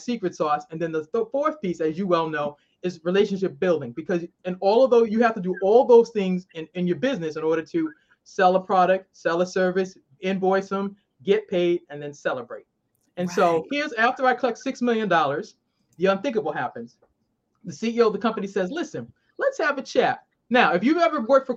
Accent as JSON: {"language": "English", "town": "Boston", "region": "Massachusetts", "country": "United States", "moved": "yes", "lives_now": "Maryland, United States", "said": "I'm originally from Boston. I now live in the great state of Maryland."}